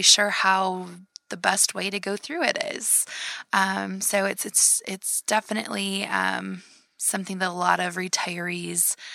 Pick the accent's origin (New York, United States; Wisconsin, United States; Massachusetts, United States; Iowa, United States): Iowa, United States; growing up in Iowa